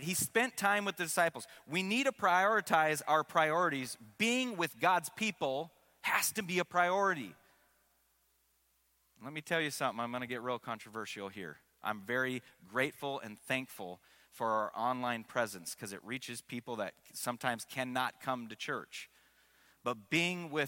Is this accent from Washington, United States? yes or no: yes; Seattle, Washington, United States; I grew up in Seattle